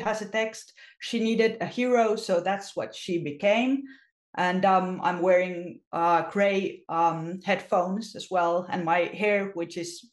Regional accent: Finland; I'm from Finland

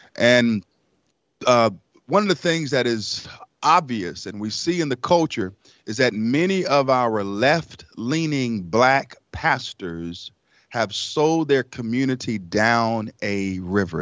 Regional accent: Raleigh, North Carolina, United States; also born or lived in Elizabeth City, North Carolina; at the age of five, uh, my mother brought us to Raleigh, North Carolina. And we lived in a shelter for about a year

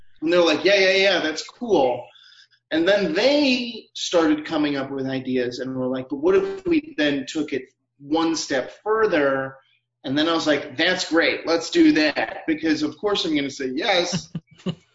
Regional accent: Illinois, United States; now in St. Paul, United States; I'm from Illinois, but I consider myself a Minnesotan

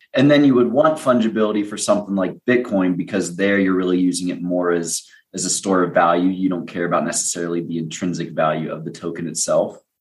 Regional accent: United States; as an american traveling abroad

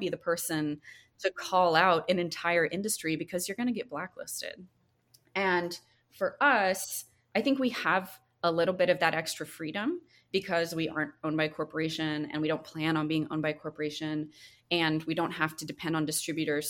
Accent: North Carolina, United States; moved away; where I grew up in North Carolina

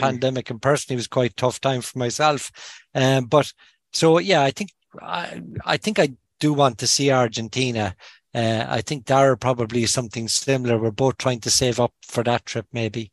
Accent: Kinsale, Munster, Ireland; now in Dublin, Ireland; I'm from Kinsale originally. So when I'm home, I try and fish my local river

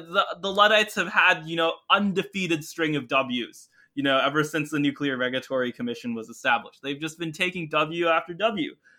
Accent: Canada; I grew up in Canada

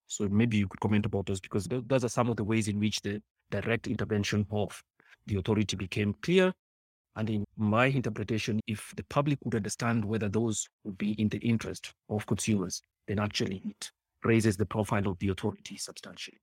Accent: Kenya; as a Kenyan

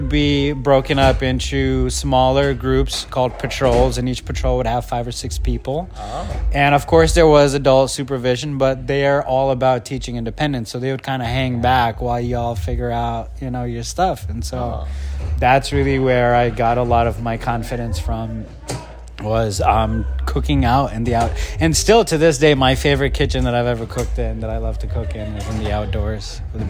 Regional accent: Kenya; born there; I was born in Kenya, but if you're hearing my voice, you can't see that I'm actually brown, like Pakistani. But I'm 5 generations ago, my family found itself in Kenya.

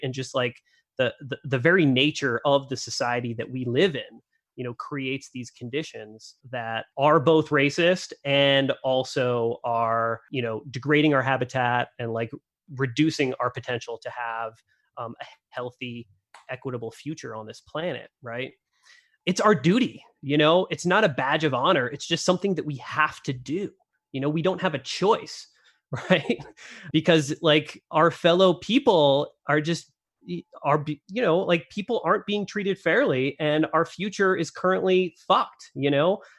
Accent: Northeast, United States; moved away as an adult; now in Idaho, United States; I've been living in Idaho for only ten years and I grew up in the Northeast

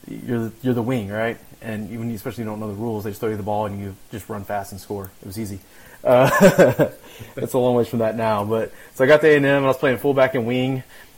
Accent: Midland, Texas, United States; Yeah, so I'm from Midland, Texas.

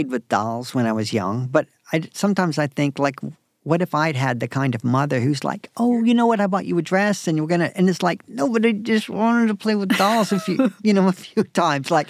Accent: Raleigh, North Carolina, United States; moved away; also born or lived in New York City; I grew up in Raleigh, North Carolina.

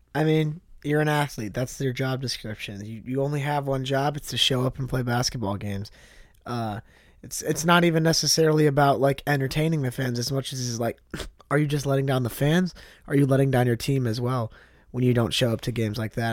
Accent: Chicago, Illinois, United States; growing up in Chicago, but obviously my family is, uh, all from Detroit

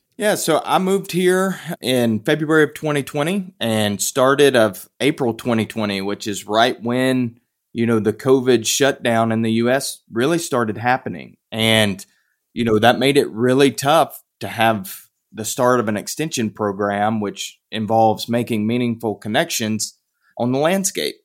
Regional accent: Piedmont of North Carolina, United States; moved away; I grew up in North Carolina, the Piedmont of, of North Carolina

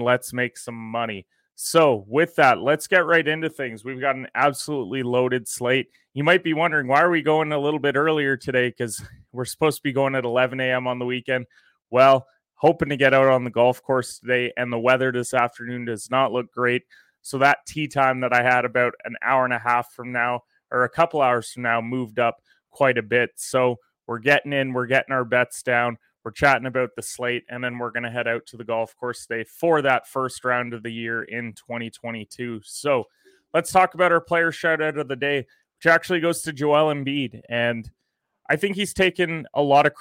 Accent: Canada; I'm a Canadian

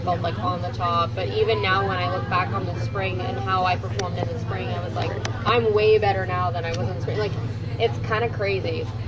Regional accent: Toronto, Ontario, Canada; I'm a comedian uh, in Toronto right now. Uh, I'm from Toronto as well

